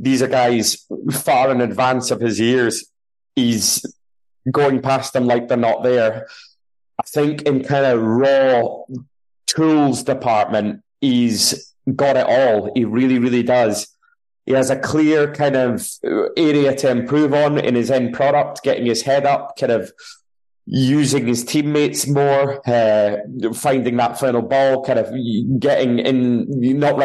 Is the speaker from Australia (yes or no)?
no; Scotland, United Kingdom